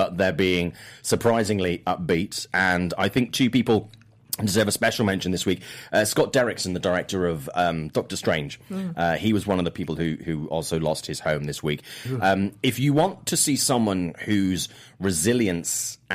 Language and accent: English; Swansea, Wales, United Kingdom; moved away; I lived in a town called city called Swansea, which is my hometown at the time.